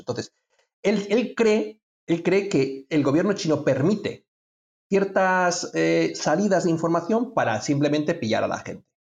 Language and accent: Spanish; Spain; soy de España